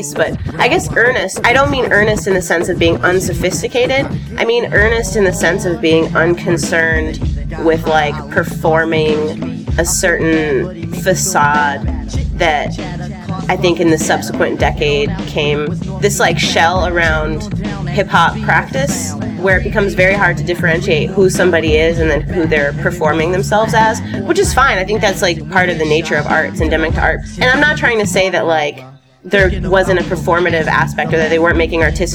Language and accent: English; Chicago, Illinois, United States; born or raised there